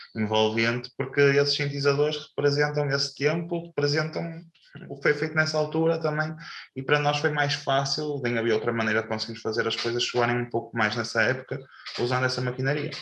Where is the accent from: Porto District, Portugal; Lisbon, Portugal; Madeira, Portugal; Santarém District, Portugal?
Porto District, Portugal; Pedrouços; eu sou de Pedroso, Doce e vivemos na fronteira das duas freguesias.